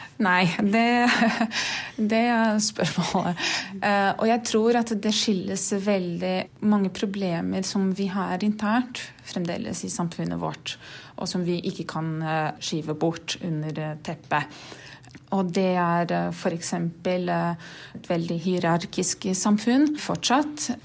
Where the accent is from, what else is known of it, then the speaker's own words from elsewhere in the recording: Brazil; Norwegian is a second language; moved away as an adult; also born or lived in Norway; now in Oslo, Norway; Jeg er fra Brasil, har bodd her i Norge litt over to år